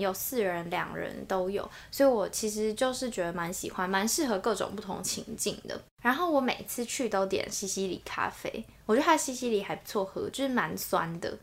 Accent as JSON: {"language": "Chinese", "region": "New Taipei", "country": "Taiwan", "tie": "born or raised there", "said": "我就是在新北长大，然后嗯。在台北市读书"}